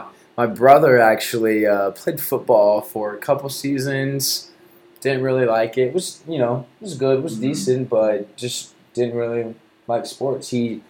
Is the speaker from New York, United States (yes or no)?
no; Mustang, Oklahoma, United States; Born and raised in Mustang, yeah.